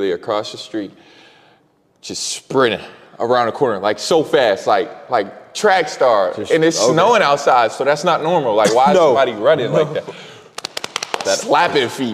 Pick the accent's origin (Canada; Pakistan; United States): United States; Erie, Pennsylvania; I'm from Erie